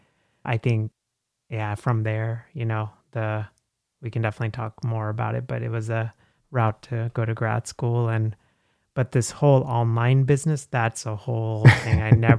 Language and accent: English; Kerala, India; So I'm from India. {S1} Okay. {S0} Southwest from Kerala.